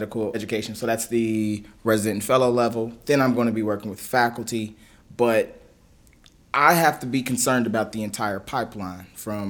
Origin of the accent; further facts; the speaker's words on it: Lexington, Kentucky, United States; my family's in Kentucky. I'm from Kentucky. Okay. I'm a Lexington kid